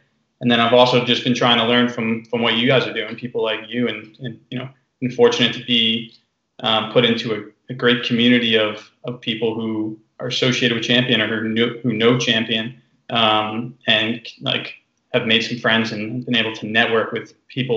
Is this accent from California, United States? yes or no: no; New Jersey, United States; at a local course in New Jersey where I grew up